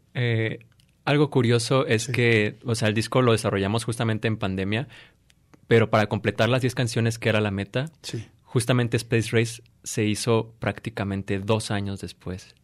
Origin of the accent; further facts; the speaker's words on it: Morelia, Michoacán, Mexico; yo soy originario de Morelia